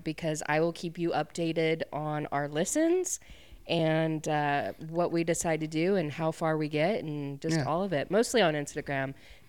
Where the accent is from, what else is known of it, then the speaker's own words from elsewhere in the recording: Idaho, United States; moved away; That's how you know I'm from Idaho.